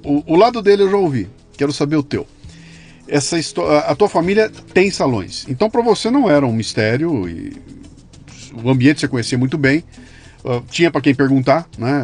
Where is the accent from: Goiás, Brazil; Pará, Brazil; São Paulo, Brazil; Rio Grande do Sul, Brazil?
São Paulo, Brazil; Bauru; Eu sou de Bauru, dos anos 70